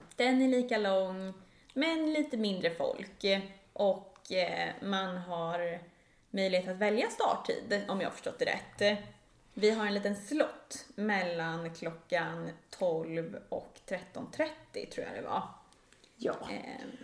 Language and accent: Swedish; Stockholm, Stockholm County, Sweden; Vi borde ha förtur som stockholmare